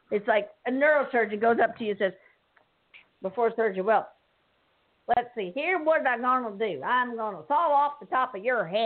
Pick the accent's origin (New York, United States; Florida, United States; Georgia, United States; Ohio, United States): New York, United States; Yes, I am a New Yorker.